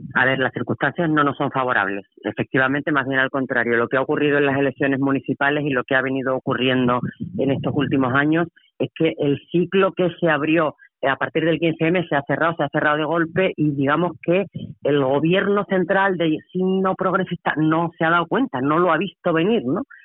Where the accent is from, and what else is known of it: Andalusia, Spain